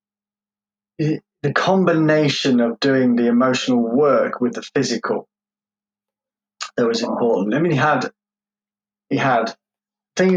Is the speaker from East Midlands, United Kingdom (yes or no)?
yes; Derbyshire, East Midlands, United Kingdom; also born or lived in London; I grew up I was born in London, and I was adopted, and lived most of my childhood life in Derbyshire